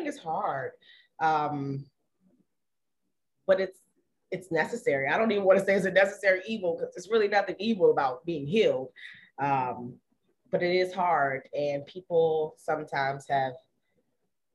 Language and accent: English; Maryland, United States; we're still from Maryland